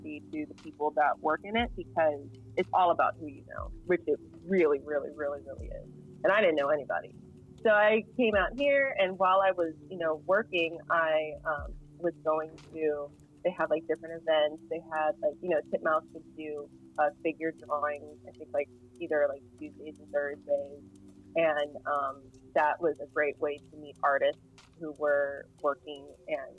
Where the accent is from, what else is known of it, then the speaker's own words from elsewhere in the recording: Harrisburg, Pennsylvania, United States; moved away as an adult; also born or lived in Millersville, Pennsylvania; now in Los Angeles, United States; I was raised in Harrisburg